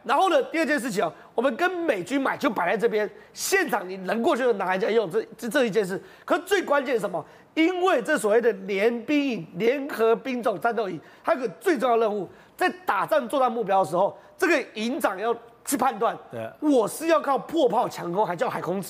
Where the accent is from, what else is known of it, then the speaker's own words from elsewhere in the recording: Taiwan; 这个沙滩是我们台湾人要守